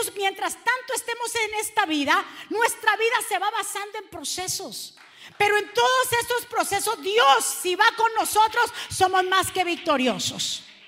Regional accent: Cali, Valle del Cauca, Colombia; accent: caleño; me salió lo caleño

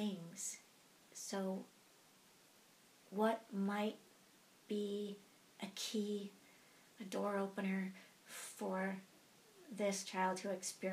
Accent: Chicago, Illinois, United States; moved away as an adult; also born or lived in Eugene, Oregon; now in Bend, United States; I was born and raised in Chicago, but I grew up in Eugene

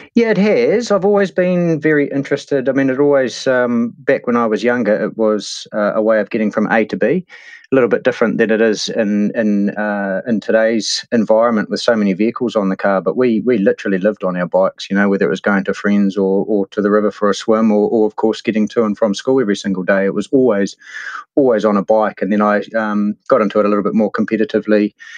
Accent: Hastings, Hawke's Bay, New Zealand; moved away as an adult; now in Taupo, New Zealand; I grew up in the Hawke's Bay and Hastings. Uh, spent the first eighteen years of my life, yeah, down there

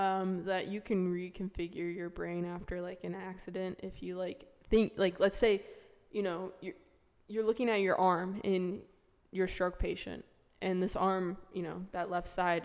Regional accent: Florida, United States; I lived in Florida my whole life except for my 4 years in college.

